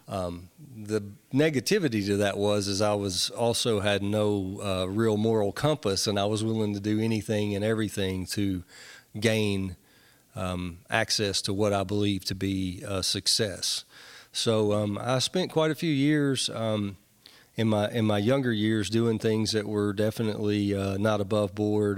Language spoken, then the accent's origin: English; Nashville, Tennessee, United States; I grew up in Nashville